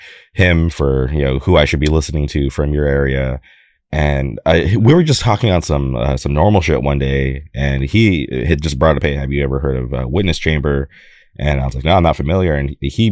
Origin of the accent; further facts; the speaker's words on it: California, United States; I'm from California